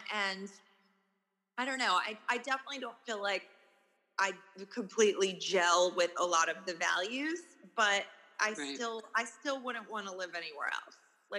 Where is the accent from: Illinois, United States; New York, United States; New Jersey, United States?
New York, United States; New York City; 65th Street. And then I moved downtown with an ex-primate. And it just didn't feel like home to me